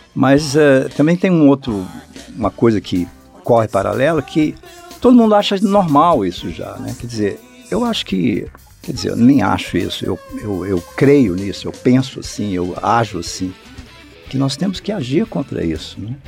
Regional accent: Brasília, Federal District, Brazil; a minha família veio para cá, eu, eu tinha oito anos de idade. E eu cresci em Brasília

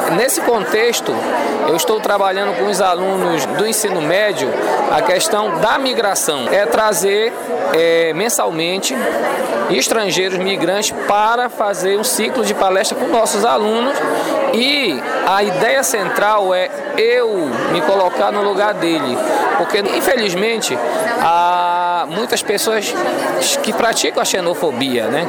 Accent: Brazil; nós, brasileiros

